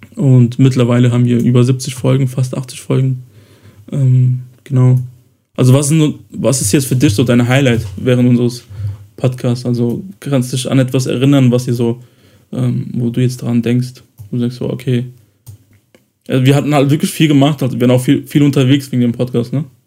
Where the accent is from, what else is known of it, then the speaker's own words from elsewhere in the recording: Kosovo; moved away; ich ja im Kosovo geboren wurde